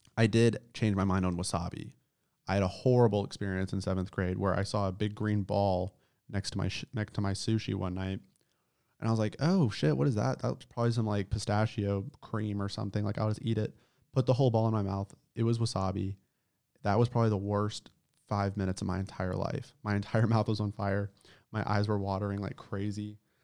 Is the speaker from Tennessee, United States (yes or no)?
yes; Nashville suburb, Middle Tennessee, United States; Where I grew up in Middle Tennessee is not, you know, Nashville suburb is not America.